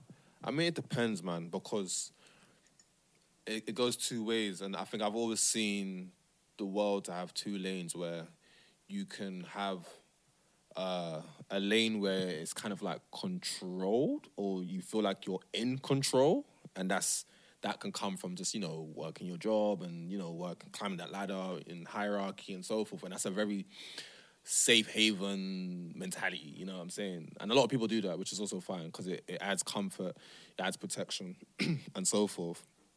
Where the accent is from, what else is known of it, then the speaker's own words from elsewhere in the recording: Nigeria; also born or lived in Amsterdam; now in London, United Kingdom; Amsterdam plays into that. Living in London plays into that. You know, being a Muslim plays into that. Being Nigerian plays into that.